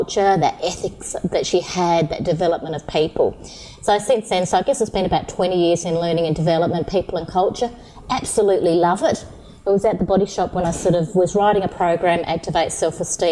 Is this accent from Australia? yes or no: yes; Yorke Peninsula, South Australia, Australia; I'm actually from York Peninsula. So I grew up on a farm, so a small community.